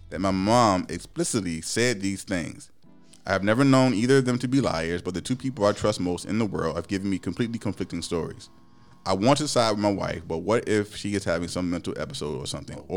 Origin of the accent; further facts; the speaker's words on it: Midwest, United States; when I was growing up in the Midwest, there weren't really black people around